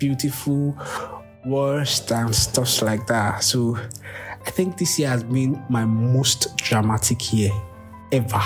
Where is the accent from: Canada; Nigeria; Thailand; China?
Nigeria; Lagos; I'm from Lagos, Nigeria